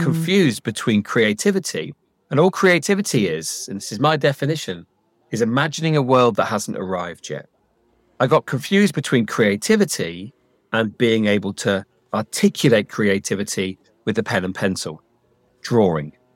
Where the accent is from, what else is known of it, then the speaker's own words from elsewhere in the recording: Leicestershire, East Midlands, United Kingdom; I grew up in Leicestershire, and Leicestershire was incredibly advanced in education